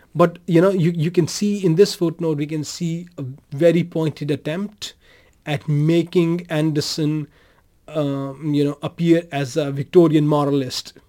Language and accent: English; Pakistan; born or raised there; now in Denmark